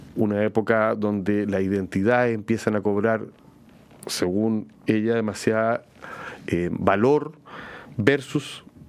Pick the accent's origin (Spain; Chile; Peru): Chile; nosotros como chilenos